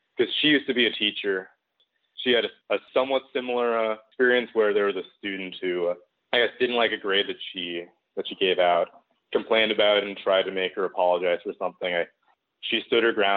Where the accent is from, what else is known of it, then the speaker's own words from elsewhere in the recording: Seattle, Washington, United States; moved away as an adult; also born or lived in Western Massachusetts; I'm from the West Coast. I'm from the Seattle area.